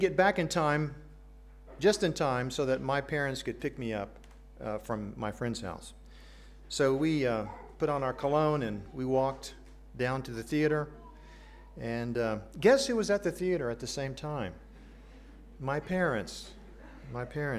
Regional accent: Accra, Greater Accra, Ghana; now in United States; I grew up in Accra, Ghana

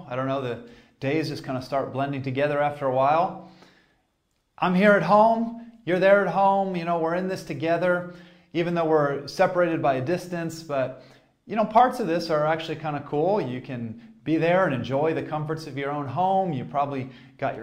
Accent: Boston, Massachusetts, United States; moved away; I'm originally from the Boston area in the States, and I grew up watching American football

